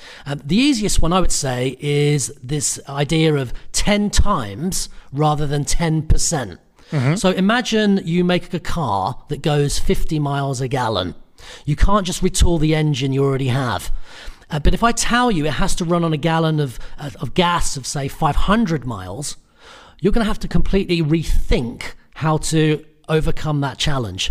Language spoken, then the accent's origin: English; United Kingdom; I'm Irish Italian. I grew up in the UK, so I'm British